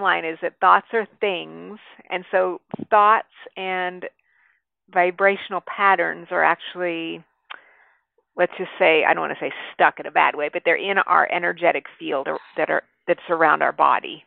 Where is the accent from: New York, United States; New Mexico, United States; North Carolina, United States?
New Mexico, United States; I grew up in New Mexico